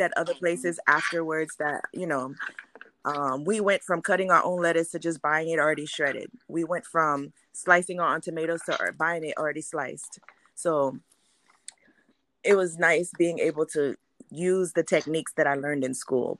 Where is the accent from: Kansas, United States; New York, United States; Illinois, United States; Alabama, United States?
New York, United States; also born or lived in Haiti; now in Orlando, United States; I was born in Haiti, grew up in New York